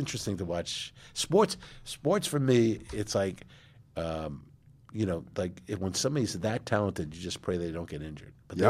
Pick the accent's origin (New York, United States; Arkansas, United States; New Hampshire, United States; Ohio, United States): New York, United States; And like, I hate Boston, you know, sports because I'm a New Yorker.